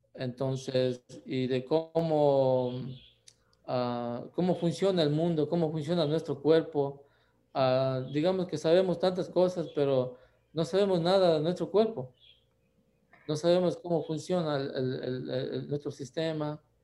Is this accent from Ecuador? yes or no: yes; Ecuador; moved away as an adult; now in United States; yo nací en Ecuador, también